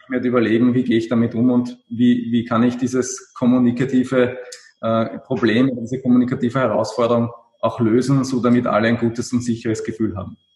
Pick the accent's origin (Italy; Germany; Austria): Austria; Also speziell bei uns in Österreich